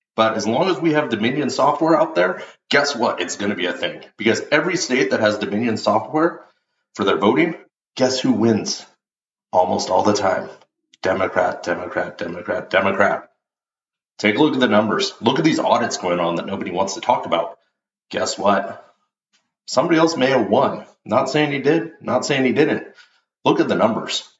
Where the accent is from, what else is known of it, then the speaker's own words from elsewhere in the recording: United States; as an American, as a patriot